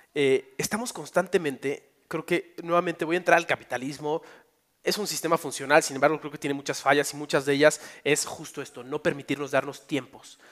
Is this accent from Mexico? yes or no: yes; Mexico; en mi país